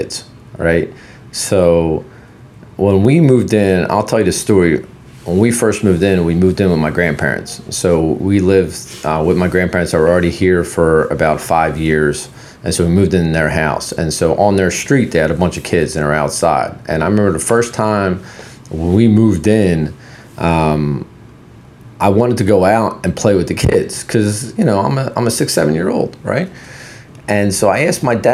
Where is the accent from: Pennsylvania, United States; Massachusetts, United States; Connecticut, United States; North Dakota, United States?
Pennsylvania, United States; Philadelphia; English is a second language; also born or lived in Poland; I grew up in Philadelphia after we moved here